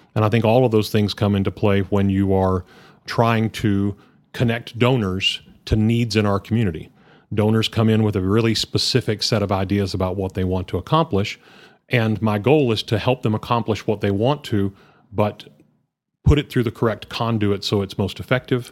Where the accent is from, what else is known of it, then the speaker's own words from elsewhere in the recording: Hereford, Texas, United States; also born or lived in Lubbock; I grew up in Hereford, uh, born and raised in the region